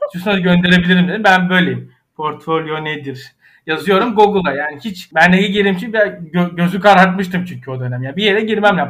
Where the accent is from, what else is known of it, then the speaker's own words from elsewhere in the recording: Ayvalık, Balıkesir, Turkey; Ayvalık'ta büyüdüm